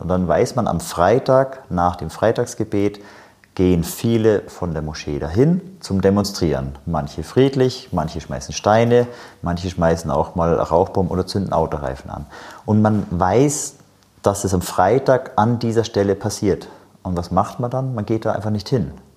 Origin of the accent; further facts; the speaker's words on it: Germany; also born or lived in West Bank; wird man als Deutscher wahrgenommen